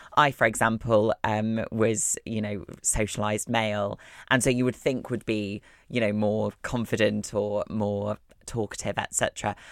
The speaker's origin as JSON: {"language": "English", "town": "Wakefield", "region": "Yorkshire and the Humber", "country": "United Kingdom", "said": "I'm from Wakefield. I'm a Wakey gal. Um, yes, I'm from West Yorkshire."}